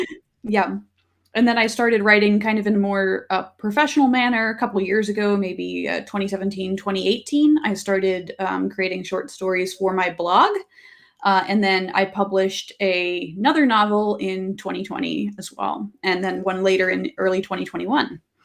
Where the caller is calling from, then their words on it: Kingston, Washington, United States; I'm calling in from, uh, from Kingston, Washington.